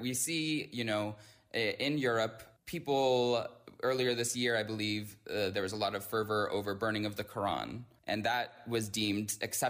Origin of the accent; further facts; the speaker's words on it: United States; as an American who believes in the First Amendment